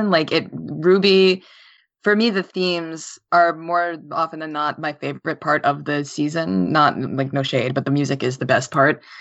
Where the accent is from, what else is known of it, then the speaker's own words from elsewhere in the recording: New York, United States; York theme, and I'm from New York